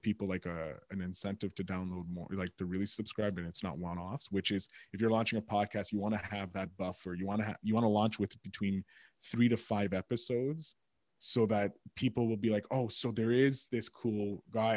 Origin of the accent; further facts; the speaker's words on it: Montreal, Quebec, Canada; I'm from Montreal